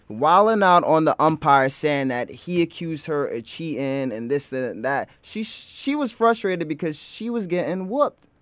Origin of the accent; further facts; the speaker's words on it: New York City, New York, United States; I'm a Harlem native